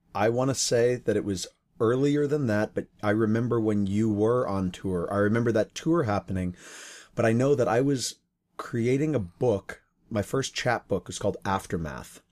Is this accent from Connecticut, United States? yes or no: yes; Connecticut, United States; moved away as an adult; now in Seattle, United States; when I was growing up in Connecticut